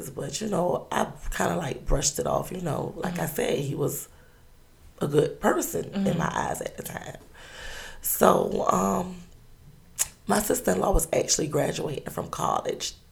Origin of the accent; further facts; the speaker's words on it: Savannah, Georgia, United States; Um, I'm 32 years old. I'm from Savannah, Georgia. I have three sons